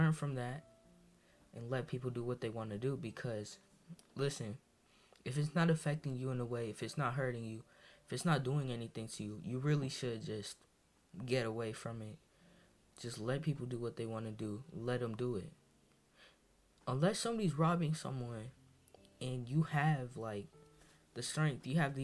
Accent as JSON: {"language": "English", "region": "Massachusetts", "country": "United States", "tie": "born or raised there", "said": "I'm of Dominican descent, and I come from Massachusetts. I actually moved to Massachusetts when I had 1 year old, when I was 1 year old"}